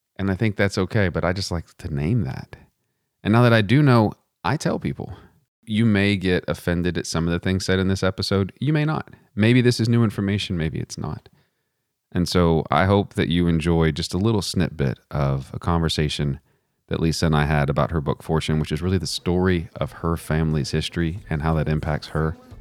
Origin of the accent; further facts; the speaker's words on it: Western Texas, United States; now in Charlottesville, United States; I didn't grow up in Charlottesville, I grew up in Western Texas